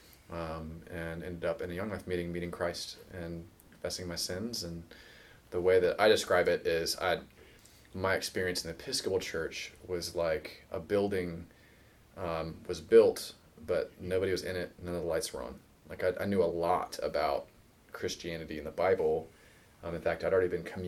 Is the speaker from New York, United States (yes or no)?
no; Virginia Beach, Virginia, United States; I grew up in Virginia Beach, Virginia, right towards the coast